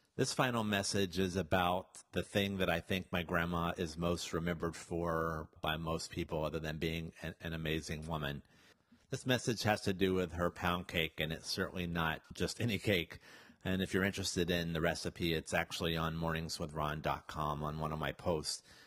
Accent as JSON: {"language": "English", "region": "the South", "country": "United States", "said": "Yes, I was from the South."}